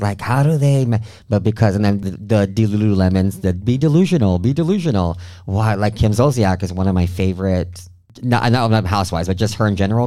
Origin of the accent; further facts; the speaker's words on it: Del Rio, Texas, United States; moved away; also born or lived in Mexico; my hometown del rio